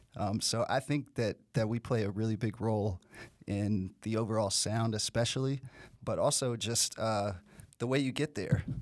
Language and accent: English; Nashville, Tennessee, United States; I'm from Nashville